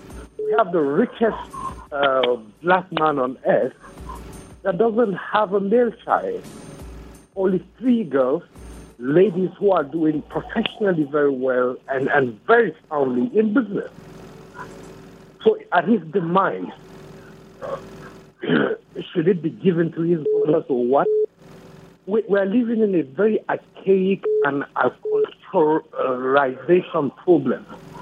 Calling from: Jos, Plateau, Nigeria; I'm calling from Lamingo.

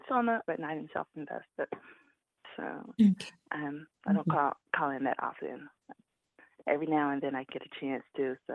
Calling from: Charlotte, North Carolina, United States

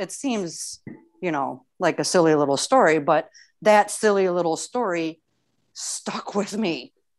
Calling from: Houston, Texas, United States; Just in the Houston area of Texas.

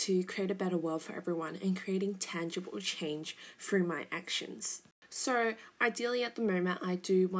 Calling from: Mount Waverley, Victoria, Australia; calling in from Mount Waverley.

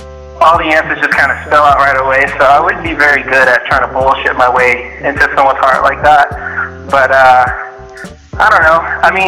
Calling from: Atlanta, Georgia, United States; I'm in Atlanta.

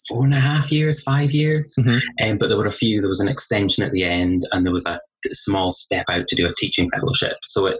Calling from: East Lothian, Scotland, United Kingdom; I'm calling in from East Lothian, which is just a little bit to the east of Edinburgh in Scotland.

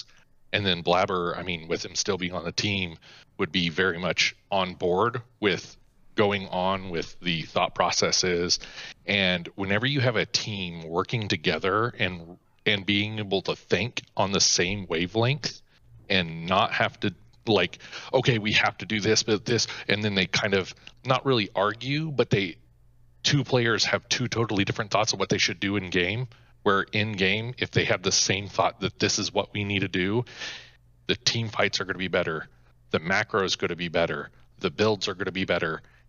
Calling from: Hutchinson, Kansas, United States; Hutchinson, Kansas.

